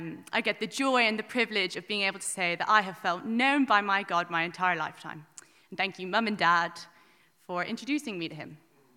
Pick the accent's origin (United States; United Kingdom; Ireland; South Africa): Ireland; Wicklow, Leinster; I'm 20 years old and I'm from Wicklow, and I've decided to get baptized today